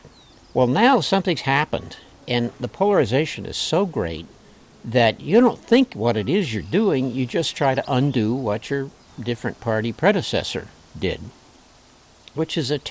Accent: East Coast, United States; moved away as an adult; now in Michigan, United States; I grew up Republican back on the East Coast.

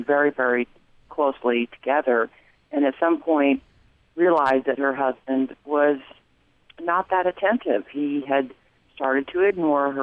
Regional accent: Mesa, Arizona, United States; now in Cheney, United States; Mesa was my hometown as well

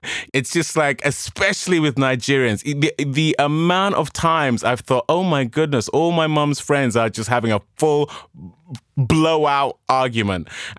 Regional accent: England, United Kingdom; accent: English; I've got my English accent

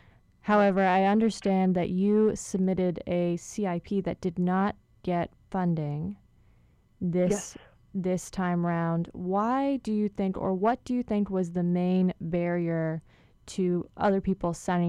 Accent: Kona, Hawaii, United States; I'm from the Big Island, but I'm from Kona Side originally.

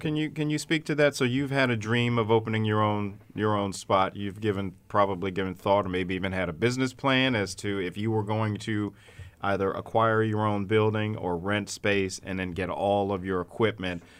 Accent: Baltimore, Maryland, United States; now in Syracuse, United States; my hometown of Baltimore

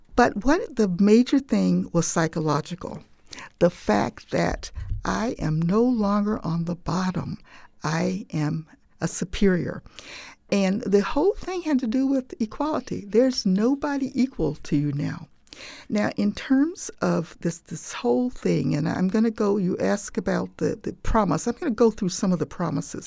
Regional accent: Jim Crow South, United States; my growing up in Jim Crow

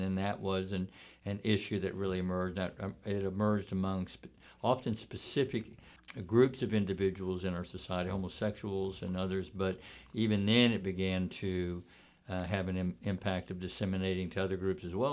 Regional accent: Texas, United States; I grew up in Texas

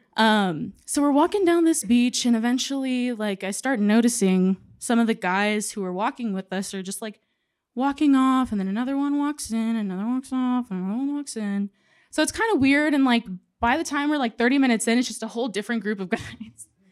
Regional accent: San Antonio, Texas, United States; we're both from San Antonio

